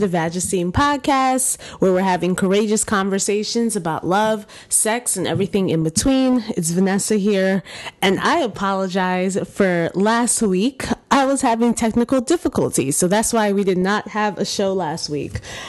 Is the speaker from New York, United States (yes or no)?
yes; New York, United States; born there; Both of my parents actually are from Haiti and immigrated to the United States in the 80s, and I was born in New York.